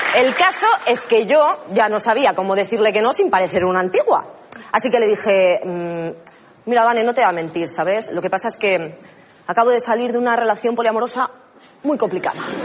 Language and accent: Spanish; Catalonia, Spain; soy catalana